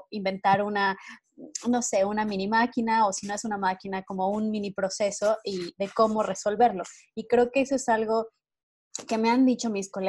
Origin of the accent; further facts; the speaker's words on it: Mexico; algo que creo que como mexicanos nosotros aportamos a nuestros laboratorios donde trabajamos y es el ingenio mexicano.